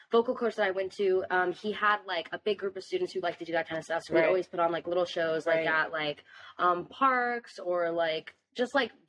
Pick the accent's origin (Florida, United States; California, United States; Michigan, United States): Florida, United States; Fort Lauderdale; I'm 21 years old, and I'm a singer from the Fort Lauderdale, South Florida area.